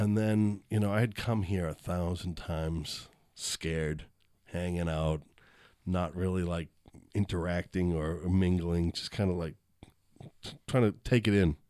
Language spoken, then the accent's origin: English; Boston, Massachusetts, United States; moved away; I'm from Boston